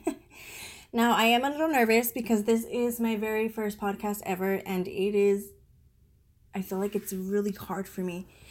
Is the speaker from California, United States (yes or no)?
yes; San Diego, California, United States; moved away as an adult; also born or lived in Colorado Springs, Colorado; now in Virginia, United States; we are originally from San Diego, California